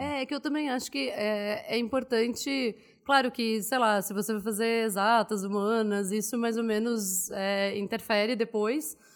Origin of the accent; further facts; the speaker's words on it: Porto Alegre, Rio Grande do Sul, Brazil; moved away as an adult; also born or lived in Goiás; Eu sou gaúcha de Porto Alegre, nasci e vivi lá até os 24 anos, mais ou menos